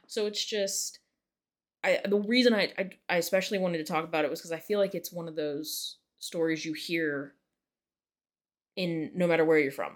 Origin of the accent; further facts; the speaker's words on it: West Virginia, United States; I'm Appalachian and I am proud